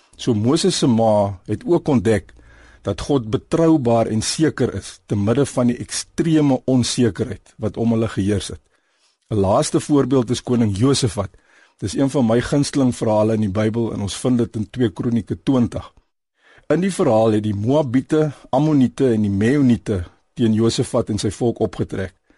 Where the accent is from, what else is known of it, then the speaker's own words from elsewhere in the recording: South Africa; Ons as Suid-Afrikaners